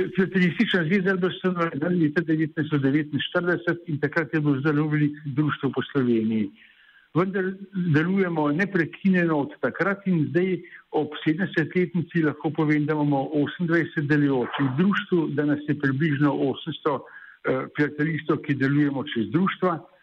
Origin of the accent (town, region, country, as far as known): Slovenia